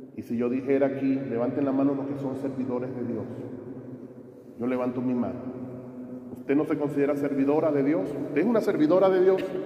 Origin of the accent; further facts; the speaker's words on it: Venezuela; moved away; allá en mi país, la Virgen patrona de Venezuela es la Virgen de Coromoto